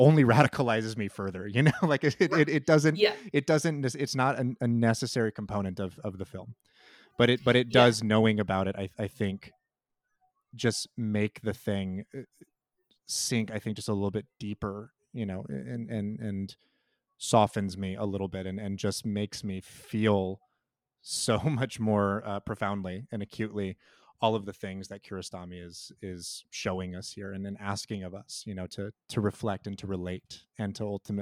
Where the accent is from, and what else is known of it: United States